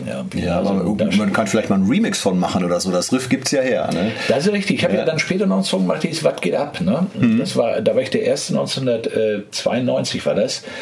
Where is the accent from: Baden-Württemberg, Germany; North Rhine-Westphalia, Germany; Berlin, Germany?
North Rhine-Westphalia, Germany; Bochum; Ich komme aus Bochum